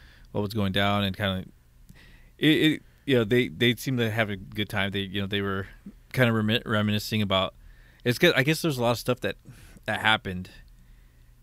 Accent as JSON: {"language": "English", "country": "United States", "said": "I'm from Washington."}